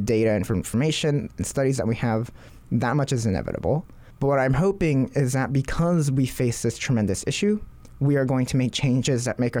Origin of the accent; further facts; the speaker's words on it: Hawaii, United States; Growing up in Hawaii